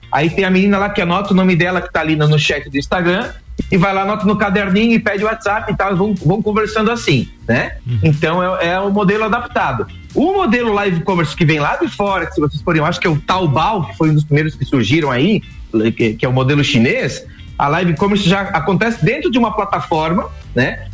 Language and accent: Portuguese; Rio do Sul, Santa Catarina, Brazil; aqui em Rio do Sul, porque eu tô em Rio do Sul, sou do Rio do Sul